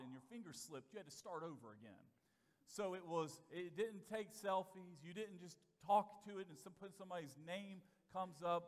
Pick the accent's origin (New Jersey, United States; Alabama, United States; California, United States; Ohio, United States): Alabama, United States; Vestavia Hills; also born or lived in Bessemer, Alabama; When I was a first grader, entering the first grade, we moved from Bessemer, Alabama, to a place called Vestavia Hills, Alabama